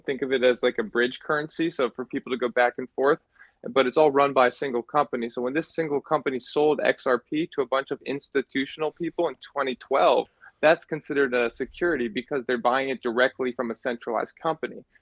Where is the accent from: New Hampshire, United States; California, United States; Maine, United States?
New Hampshire, United States; I'm from New Hampshire